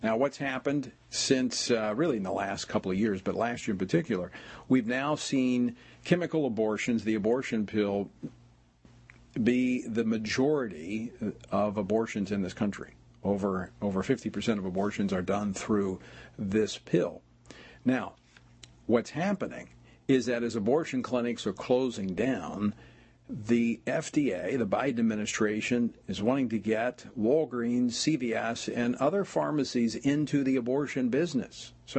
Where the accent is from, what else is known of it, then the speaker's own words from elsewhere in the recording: Louisiana, United States; It's when I first ran for office over the issue of gambling in my home state of Louisiana.